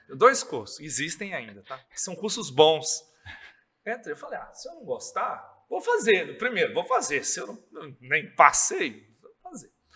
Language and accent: Portuguese; Governador Valadares, Minas Gerais, Brazil; also born or lived in Viçosa; Sou daqui, sempre morei aqui com 17 anos